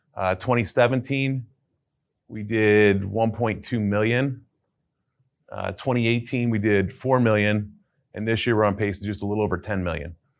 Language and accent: English; Cleveland, Ohio, United States; I'm from Cleveland